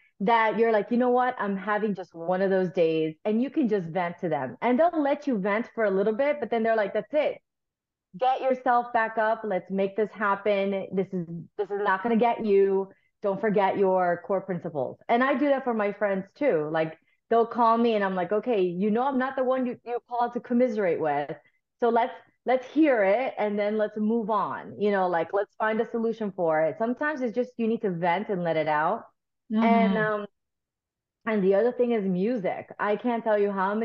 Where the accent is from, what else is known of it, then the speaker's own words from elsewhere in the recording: South Florida, United States; also born or lived in Nicaragua; I'm a South Florida girl. I grew up in South Florida. We immigrated here from Nicaragua when I was like 6 or 7.